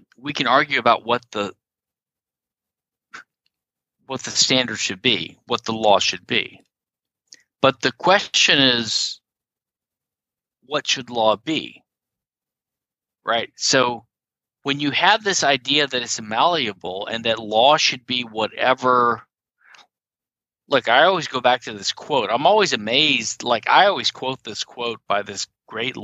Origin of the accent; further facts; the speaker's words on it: Louisiana, United States; I'm from Louisiana, which is a civil law, the only civil law state in the Union